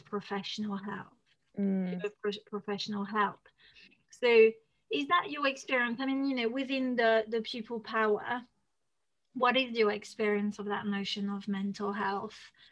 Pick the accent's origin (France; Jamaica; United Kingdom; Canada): France; first language French; English is a second language; moved away; I'm French